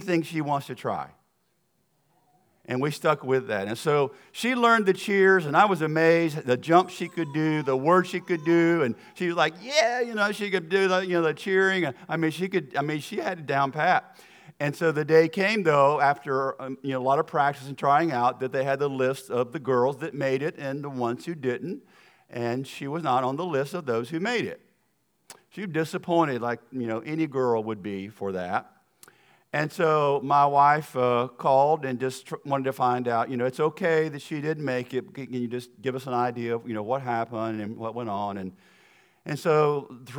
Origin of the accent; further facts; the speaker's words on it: the South, United States; accent: Southern; my accent is going to sound like I'm from the South, because I am.